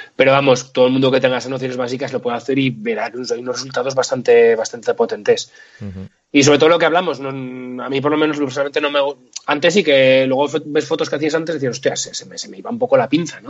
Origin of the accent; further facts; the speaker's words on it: Litago, Moncayo, Aragon, Spain; now in Zaragoza, Spain; yo sí que soy de, soy de Zaragoza, vivo y trabajo en Zaragoza, pero vengo de un pueblito del Moncayo muy pequeño que se llama Lituánigo